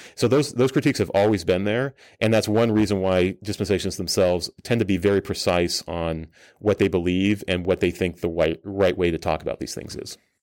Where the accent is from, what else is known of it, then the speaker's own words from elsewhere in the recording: Colorado Springs, Colorado, United States; moved away; I grew up a missionary kid in Colorado Springs